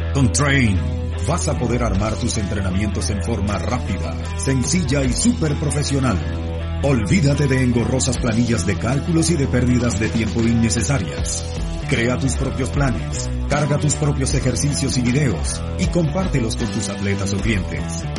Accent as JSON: {"language": "Spanish", "region": "Tierra del Fuego", "country": "Argentina", "tie": "born or raised there", "moved": "as an adult", "lives_now": "Buenos Aires, Argentina", "said": "yo nací en Buenos Aires, mis, papá papás también, mis padres también son de acá de Buenos Aires, de capital. Eh, y ellos, cuando yo apenas nací, se fueron para Tierra del Fuego, para Tierra del Fuego. Y bueno, yo ahí viví toda mi infancia y adolescencia"}